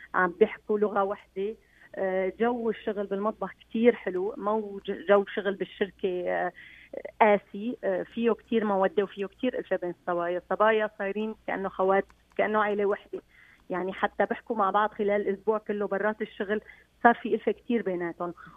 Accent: Aleppo, Aleppo Governorate, Syria; moved away as an adult; now in Quebec, Canada; انا من حلب وانا عشت حلب والصابون الحلبي هو شيء ربينا عليه ببيوتنا

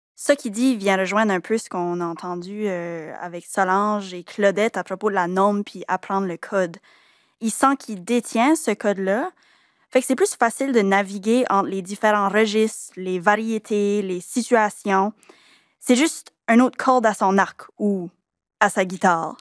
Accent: Acadians of south-east New Brunswick, Canada

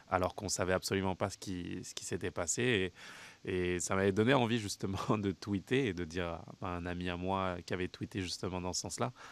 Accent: Canada; ça peut paraître compliqué en tant que euh, en tant que canadienne

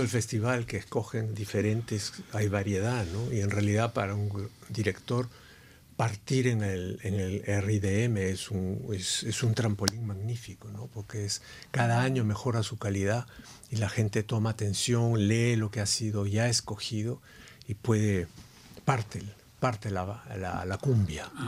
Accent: Peru; moved away; vengo de un país que es indio. Entonces el Perú es, es, es un país fabuloso

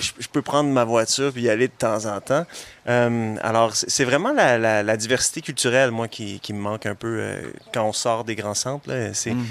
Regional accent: Montreal, Quebec, Canada; moved away as an adult; now in Laurentides, Canada; je, pense que je vais toujours être montréalais, peu importe où je, où je vis

